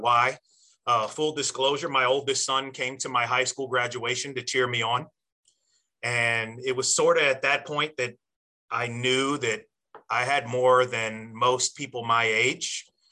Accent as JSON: {"language": "English", "town": "Alexandria", "region": "Virginia", "country": "United States", "tie": "born or raised there", "said": "I was born and raised in Alexandria, Virginia"}